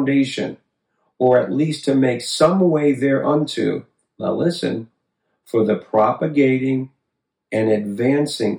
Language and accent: English; Connecticut, United States; I grew up in Connecticut. That's the state I grew up